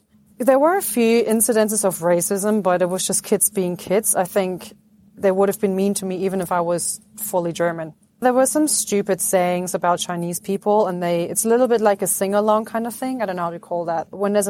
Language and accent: English; Egypt; born there; And then I was born in Egypt. Like, why were you born in Egypt? Do you have an Egyptian passport?